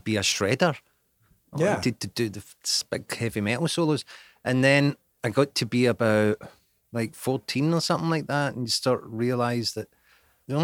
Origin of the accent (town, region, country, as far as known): Scotland, United Kingdom